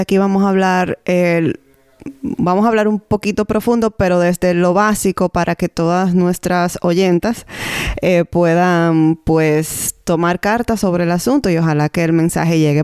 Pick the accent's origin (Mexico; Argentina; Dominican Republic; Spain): Dominican Republic; now in Canada; Somos dos dominicanas en Canadá que compartimos nuestra experiencia como madres